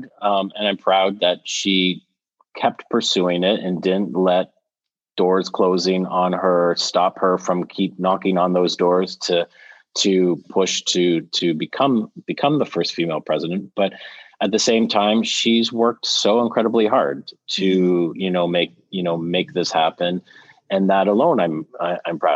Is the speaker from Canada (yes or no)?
yes; Canada; now in United States; being Canadian a little bit. And I see that from living in the US for as long as I have